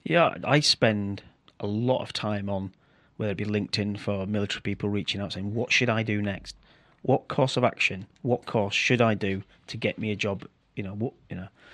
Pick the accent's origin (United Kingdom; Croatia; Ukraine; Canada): United Kingdom; Yorkshire and the Humber; I'm the thicket from Yorkshire